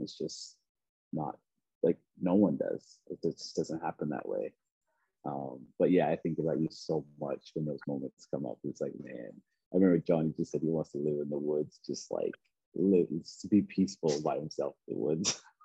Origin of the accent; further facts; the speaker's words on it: Preston, Nova Scotia, Canada; moved away; I grew up in a very small, I mean, small in a sense of like amount of people, but it, it was the largest Black community in Canada. Um, called Preston